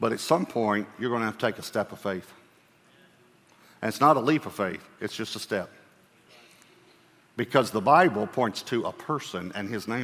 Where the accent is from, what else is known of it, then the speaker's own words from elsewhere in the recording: Texas, United States; I'm a Texan